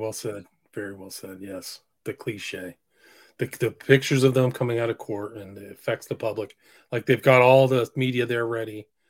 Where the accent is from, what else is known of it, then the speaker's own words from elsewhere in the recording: San Francisco, California, United States; I grew up kind of in San Francisco, around San Francisco